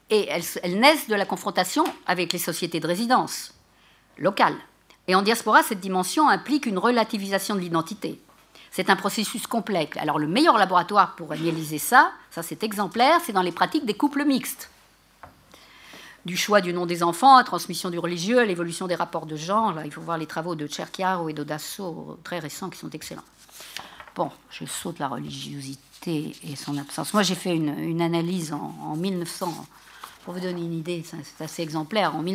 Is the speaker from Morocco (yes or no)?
yes; Morocco; c'est parce que je suis marocain, je suis maléquite